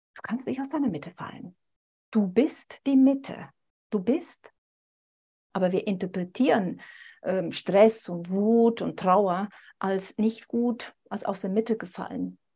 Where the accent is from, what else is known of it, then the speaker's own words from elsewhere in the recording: Switzerland; mich als Schweizerin, ne, dass es manchmal für uns Schweizer schwierig ist